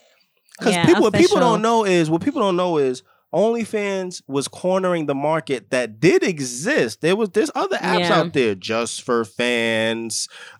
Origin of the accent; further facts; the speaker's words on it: New York City, New York, United States; I grew up in the Bronx.